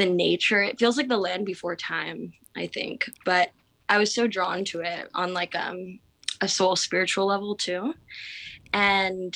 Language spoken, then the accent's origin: English; San Diego, California, United States; moved away as an adult; also born or lived in Los Angeles; now in Hawaii, United States; I am from San Diego, and then I ended up going to San Diego State